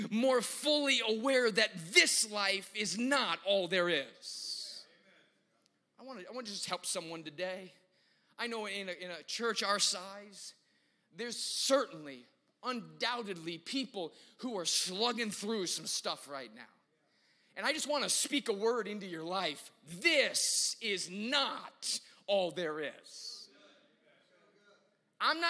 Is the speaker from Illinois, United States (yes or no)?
yes; Chicago, Illinois, United States; when I was growing up in Chicago at our church